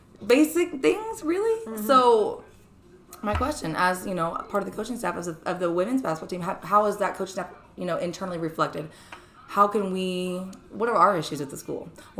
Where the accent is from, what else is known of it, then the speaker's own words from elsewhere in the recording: Derby, Kansas, United States; I'm from around here. I'm from Derby.